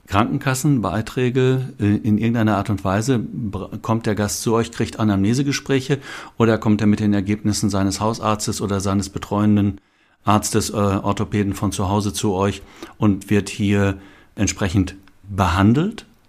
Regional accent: North Rhine-Westphalia, Germany; ich als Westfale

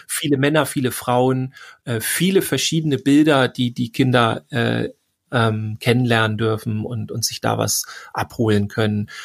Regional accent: Schleswig-Holstein, Germany; ich komme ja aus Schleswig-Holstein

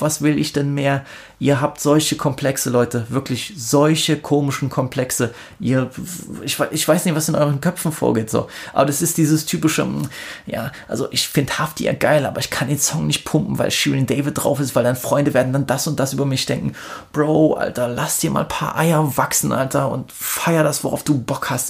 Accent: Germany

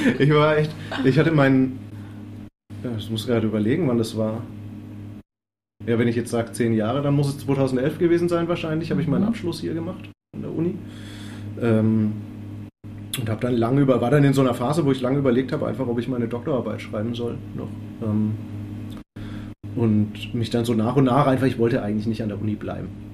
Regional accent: Würzburg, Bavaria, Germany; mich auch als Würzburger

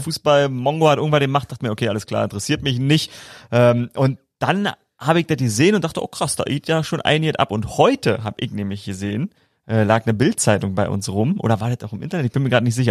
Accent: Brandenburg, Germany; als Brandenburger Jungen schon äh, auf dem Trecker

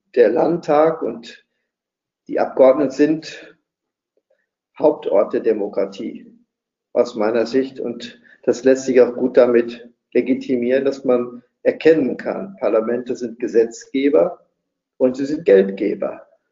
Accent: West Germany, Germany; als Westdeutscher

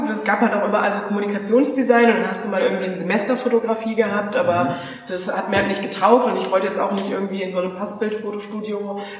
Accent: Geilenkirchen, North Rhine-Westphalia, Germany; now in Berlin, Germany; ich komme ja auch nicht aus der großen Welt, ich komme aus Geilenkirchen.

